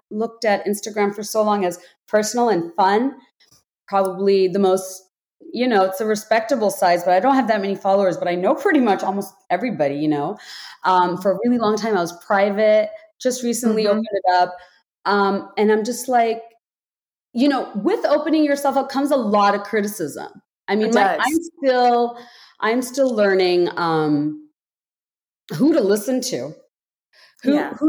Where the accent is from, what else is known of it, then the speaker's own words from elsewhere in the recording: Bangladesh; moved away; I grew up in Bangladesh, deeply patriarchal society